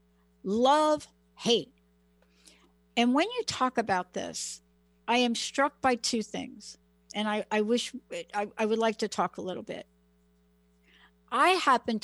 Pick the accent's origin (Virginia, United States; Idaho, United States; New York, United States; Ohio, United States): New York, United States; New York City; now in Washington State, United States; I'm a girl from the Bronx.